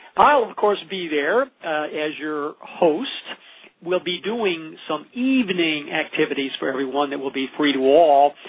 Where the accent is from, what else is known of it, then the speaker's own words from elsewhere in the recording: Olympia, Washington, United States; from Olympia, Washington, my hometown